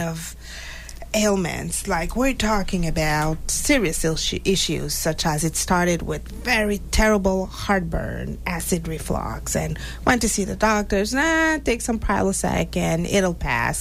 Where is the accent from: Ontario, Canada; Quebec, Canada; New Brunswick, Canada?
Quebec, Canada; Montreal; moved away as an adult; also born or lived in Haiti; now in Massachusetts, United States; I was born in Haiti, and four years old, I moved to Montreal